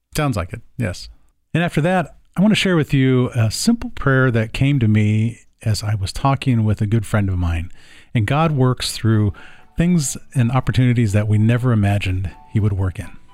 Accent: the South, United States; now in Portland, United States; when I was a kid growing up in the South

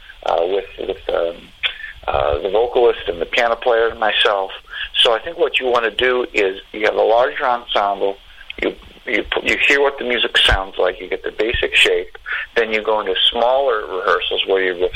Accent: Chicago, Illinois, United States; I'm from Chicago. I grew up on rock and blues

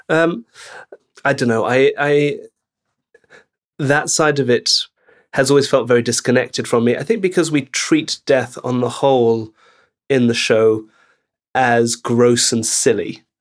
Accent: Belgium; moved away; I grew up in Belgium

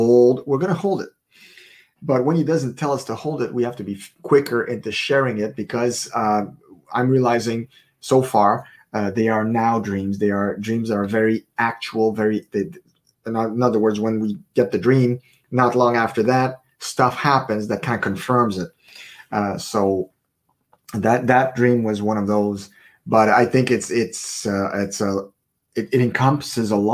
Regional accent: Canada; we are Canadians, so we're broadcasting from Prince Edward Island, Canada

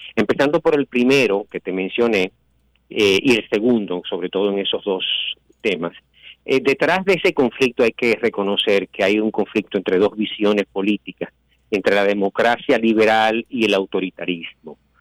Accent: Santiago de los Caballeros, Santiago, Dominican Republic; como dominicano y como santiaguero

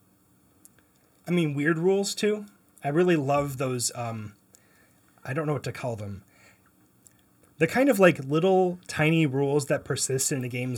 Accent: Windsor, Ontario, Canada; also born or lived in Detroit; I was born in Windsor, and I rooted for the Red Wings my entire life

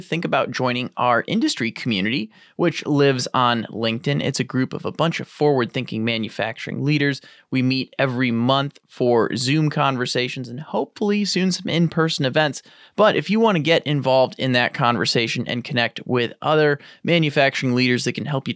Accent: Midwest, United States; As a Midwesterner myself

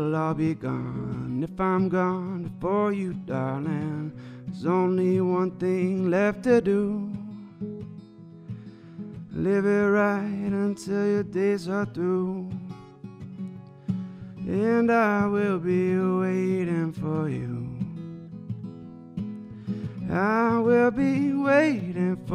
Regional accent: Chelsea, Michigan, United States; we're all from Chelsea

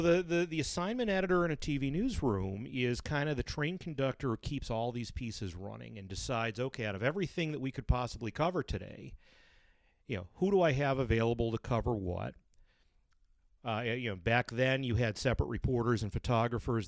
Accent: Brighton, New York, United States; I'm a Brighton boy, Brighton High, class of eighty-eight

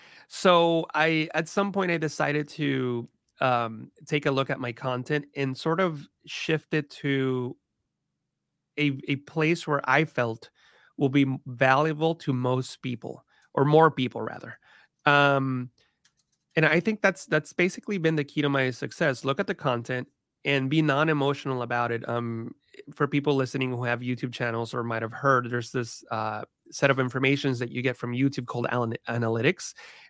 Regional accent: California, United States; all my family still live in the same area where we grew up in the San Francisco Bay Area.

